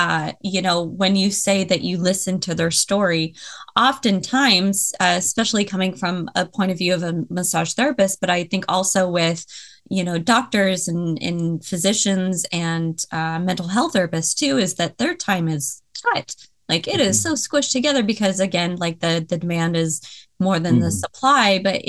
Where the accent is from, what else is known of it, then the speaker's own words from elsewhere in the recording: Tacoma, Washington, United States; also born or lived in Seattle; I was from Tacoma. I lived in Seattle for a little bit